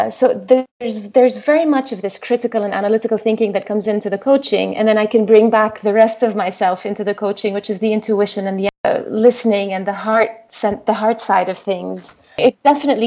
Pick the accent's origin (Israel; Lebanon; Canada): Lebanon; moved away; I was born and raised in Lebanon, and we went through the civil war